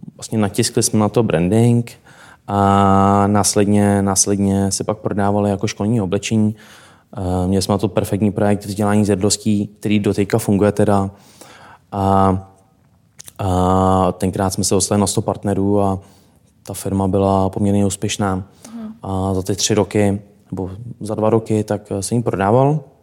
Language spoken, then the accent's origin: Czech; South Bohemian Region, Czechia; Můj teda první jazyk, proč je pocházím z Pošumaví, tak byla němčina.